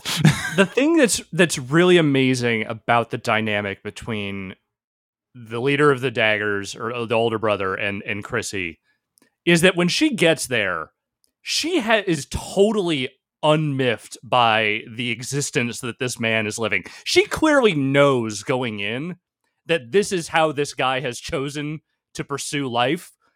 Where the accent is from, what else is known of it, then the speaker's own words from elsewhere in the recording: Northern California, United States; also born or lived in Virginia; I was into skateboarding before I moved to California, like, when I was still a kid in Virginia